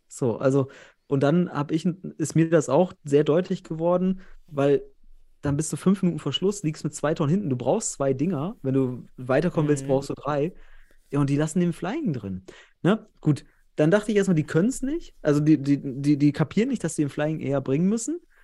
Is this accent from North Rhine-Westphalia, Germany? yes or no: yes; North Rhine-Westphalia, Germany; Ich komme ja selbst aus Westfalen